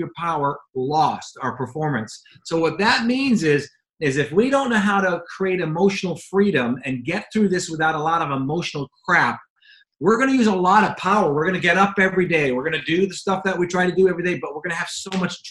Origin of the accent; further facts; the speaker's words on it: Jamaica; now in United States; I was born and raised in Jamaica.